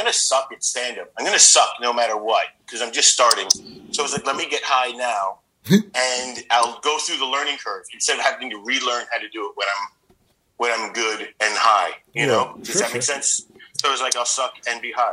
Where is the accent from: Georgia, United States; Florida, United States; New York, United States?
New York, United States; moved away as an adult; now in Bangkok, Thailand; I'm from New York, but I live in Bangkok right now